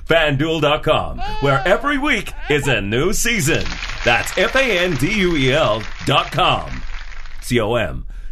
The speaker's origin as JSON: {"language": "English", "country": "Australia", "accent": "Australian"}